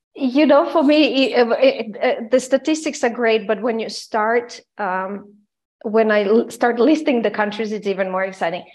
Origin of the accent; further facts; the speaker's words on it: Croatia; also born or lived in Austria / United States; now in Vienna, Austria; I am originally from Croatia and I lived during the war in Croatia. In the 90s, I moved, I escaped to Austria